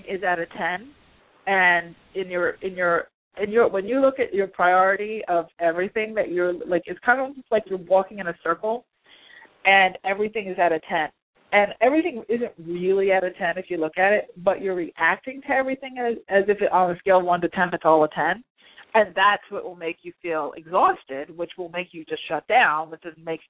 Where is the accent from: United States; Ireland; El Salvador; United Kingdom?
United States; New Yorker; I'm a New Yorker too. It's in our blood